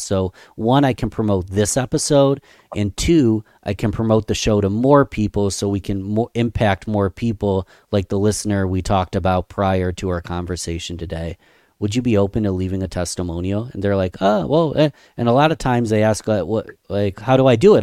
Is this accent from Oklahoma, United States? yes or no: no; Rochester, New York, United States; small business owners in my hometown